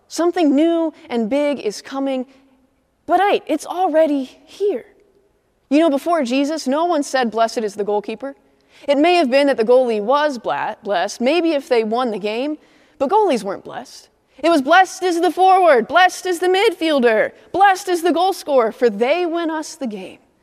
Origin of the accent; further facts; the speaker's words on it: Midwest, United States; now in Atlanta, United States; I'm a Midwesterner